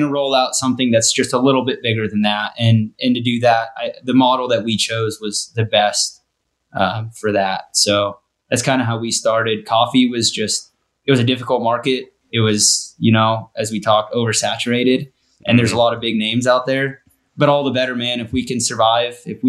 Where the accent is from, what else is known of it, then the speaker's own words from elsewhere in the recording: Sierra Nevada mountain ranges, Kennedy Meadows, California, United States; moved away as an adult; also born or lived in Northwest Wyoming; now in Wyoming, United States; I live in Northern Wyoming, Northwest Wyoming. And so I grew up in the Sierra Nevada mountain ranges up by Kennedy Meadows